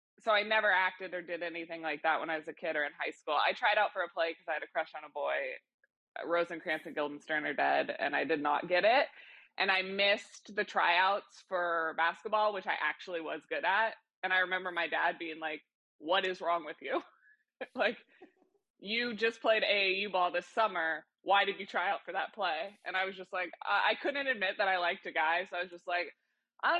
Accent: Kansas City, Missouri, United States; I grew up in Kansas City

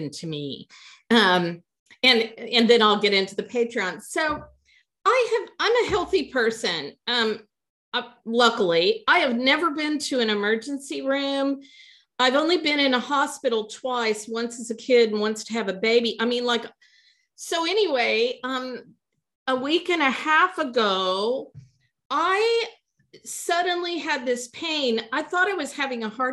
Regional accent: the Ozarks, United States; now in South Carolina, United States; We are two sisters from the Ozarks

